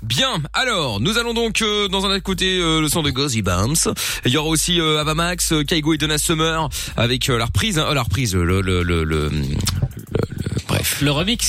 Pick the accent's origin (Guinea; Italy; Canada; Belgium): Belgium; Je suis belge aussi